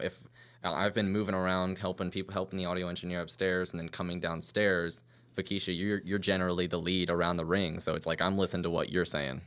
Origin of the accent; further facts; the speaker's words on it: Virginia, United States; moved away; I'm from Virginia.